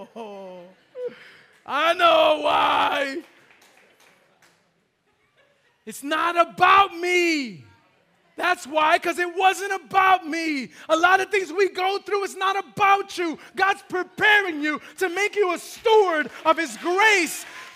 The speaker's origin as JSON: {"language": "English", "town": "New York City", "region": "New York", "country": "United States", "tie": "born or raised there", "said": "it was high school, I was at Bronx Science"}